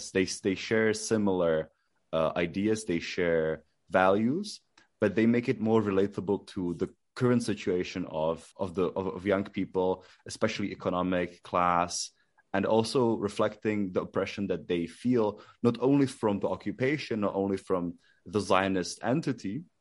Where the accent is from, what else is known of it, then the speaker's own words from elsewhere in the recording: Prague, Czechia; born there; so I was born in Prague, but my father is Palestinian, my mother is Czech.